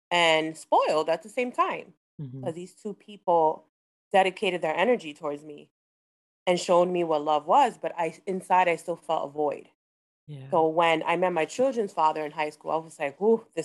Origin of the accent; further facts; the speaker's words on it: Hoboken, New Jersey, United States; I'm from Hoboken, small